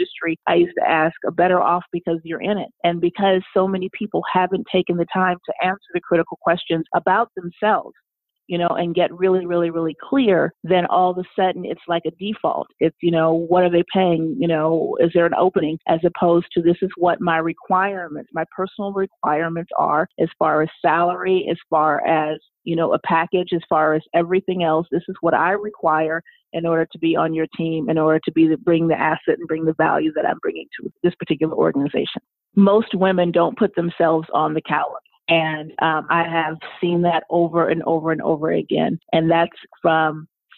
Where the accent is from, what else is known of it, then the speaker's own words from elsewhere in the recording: Los Angeles, California, United States; moved away as an adult; also born or lived in New York; now in Washington, D.C. area, United States; I'm originally from Los Angeles, and I moved to the East Coast to work in advertising